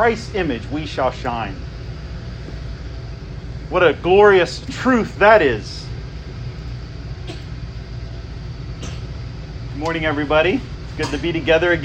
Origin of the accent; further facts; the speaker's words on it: United States; we experience as American citizens